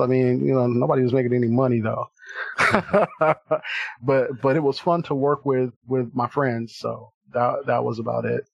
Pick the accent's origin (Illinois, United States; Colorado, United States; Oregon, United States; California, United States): California, United States; Compton; I'm originally from Compton, California